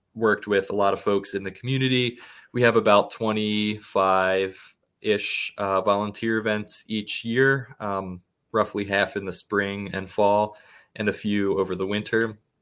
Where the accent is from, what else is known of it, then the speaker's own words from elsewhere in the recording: Plymouth Meeting, Pennsylvania, United States; where I grew up in the Plymouth Meeting area